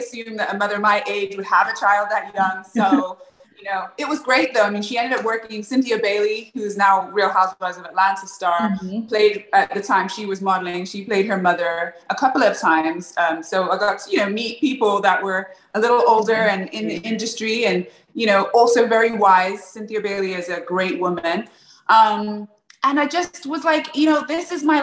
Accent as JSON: {"language": "English", "region": "England", "country": "United Kingdom", "tie": "born or raised there", "moved": "yes", "said": "I grew up in England"}